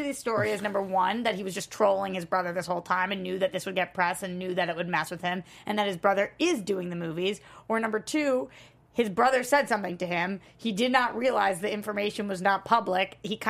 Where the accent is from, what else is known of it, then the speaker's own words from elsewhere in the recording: Boston, Massachusetts, United States; I'm a Bostonian.